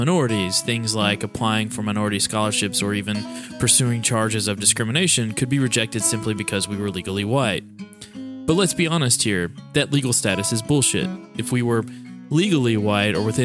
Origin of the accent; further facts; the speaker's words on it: the Bluegrass State, Kentucky, United States; an Iranian-American born and raised in the Bluegrass State